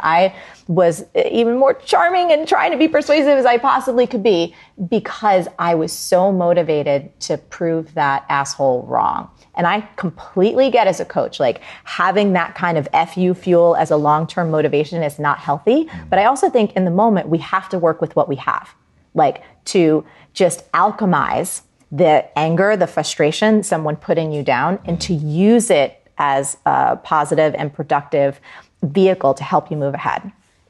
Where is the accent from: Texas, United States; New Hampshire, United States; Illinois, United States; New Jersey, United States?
New Jersey, United States; I'm from Jersey and it's very hard.